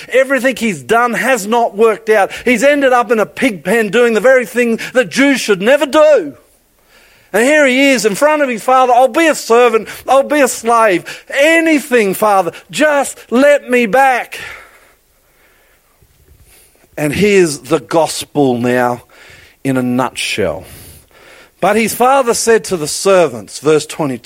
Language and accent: English; Queensland, Australia; I'm a Queenslander